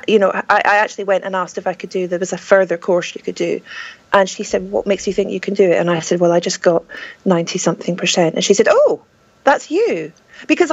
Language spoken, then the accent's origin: English; Scotland, United Kingdom; I'm Scottish